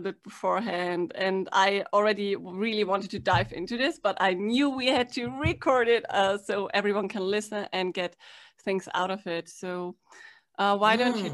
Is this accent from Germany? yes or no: yes; Germany; I'm from Germany